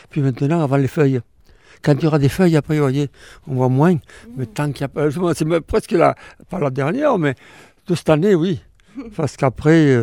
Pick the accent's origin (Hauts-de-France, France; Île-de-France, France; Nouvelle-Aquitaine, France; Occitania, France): Occitania, France; Lourdes; Je suis né ici, moi. Je suis du coin, je suis de Lourdes